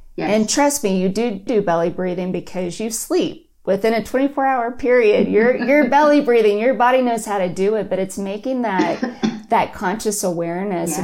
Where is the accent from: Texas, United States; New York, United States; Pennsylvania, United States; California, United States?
Texas, United States; Austin; moved away; I'm from Austin, so I wanted to move home